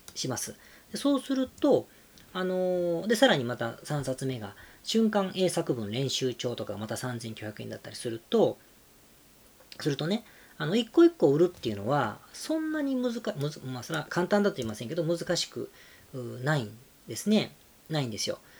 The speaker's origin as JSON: {"language": "Japanese", "region": "Osaka", "country": "Japan", "tie": "born or raised there", "also_born_or_lived": "Kanagawa", "moved": "yes", "lives_now": "Tokyo, Japan", "said": "大阪出身です、僕は。もう大阪より東京の方が東京っていうか神奈川東京の方がいる時間が長くなりました"}